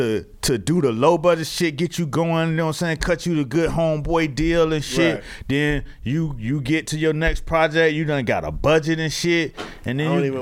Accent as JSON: {"language": "English", "town": "Miami", "region": "Florida", "country": "United States", "tie": "born or raised there", "moved": "yes", "lives_now": "New York, United States", "said": "I didn't grow up in New York, so yeah. I grew up in Miami"}